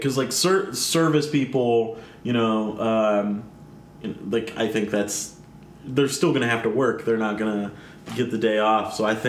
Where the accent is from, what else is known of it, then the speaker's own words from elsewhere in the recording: Northern Virginia, United States; I'm very proud of my home district, because so I grew up in the Virginia 10th.